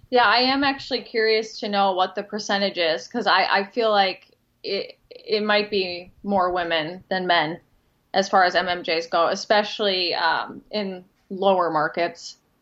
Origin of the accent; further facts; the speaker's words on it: Minnesota, United States; also born or lived in Knoxville / Rochester; I'm from Minnesota